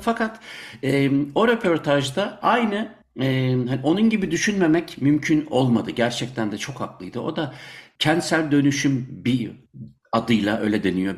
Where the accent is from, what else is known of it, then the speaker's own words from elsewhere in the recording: Munich, Bavaria, Germany; now in Belgium; ben e, Münih'te doğdum, şimdi Belçika'da yaşıyorum.